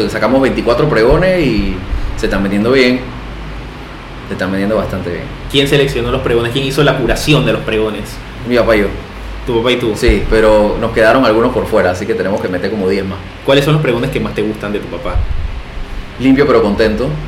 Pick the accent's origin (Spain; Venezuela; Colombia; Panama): Panama